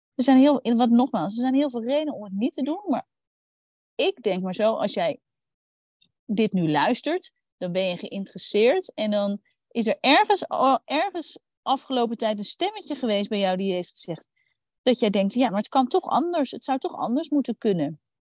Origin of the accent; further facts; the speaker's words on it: Randstad, Netherlands; ik kom uit de Randstad